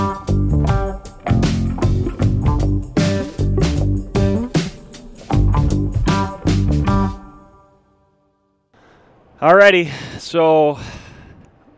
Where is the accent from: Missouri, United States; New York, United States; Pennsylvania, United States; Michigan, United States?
Michigan, United States; we're from Michigan